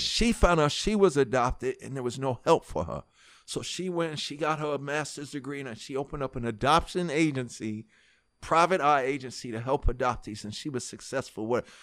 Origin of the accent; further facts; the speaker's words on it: New York City, New York, United States; moved away as an adult; also born or lived in Harlem / New Jersey; I was born in Harlem, but raised in Hollis